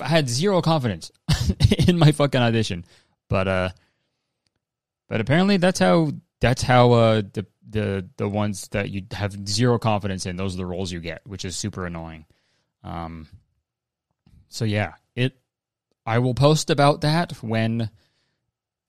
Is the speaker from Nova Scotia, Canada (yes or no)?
no; Hamilton, Ontario, Canada; my hometown in Canada